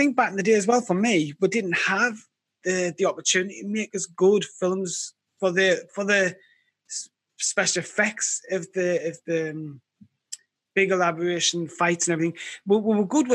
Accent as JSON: {"language": "English", "town": "Sunderland", "region": "North East England", "country": "United Kingdom", "tie": "born or raised there", "said": "I was born and raised in Sunderland"}